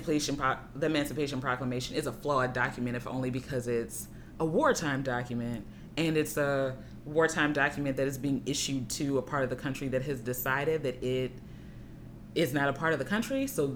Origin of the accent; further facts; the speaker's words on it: Baltimore, Maryland, United States; moved away; So, suddenly I was from down south.